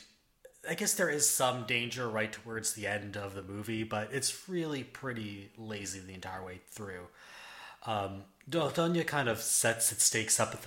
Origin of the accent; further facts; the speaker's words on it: Canada; I'm Canadian